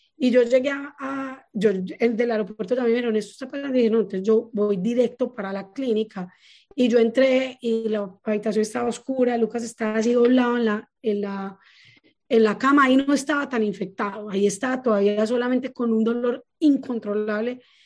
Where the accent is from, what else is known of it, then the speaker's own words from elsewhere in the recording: Paisa, Antioquia, Colombia; accent: paisa; soy muy paisa